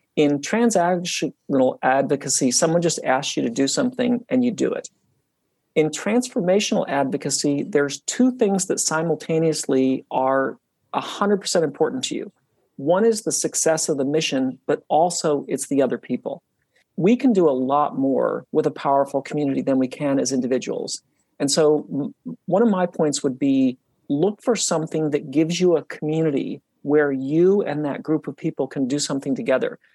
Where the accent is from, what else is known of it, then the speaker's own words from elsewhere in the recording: Utah, United States; when I was young, I grew up in Utah and I grew up really close to the mountains.